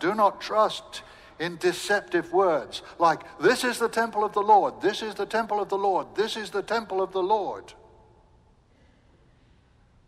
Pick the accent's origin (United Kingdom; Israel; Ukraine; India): United Kingdom; England; moved away as an adult; also born or lived in Southern United States; now in United States; I'm English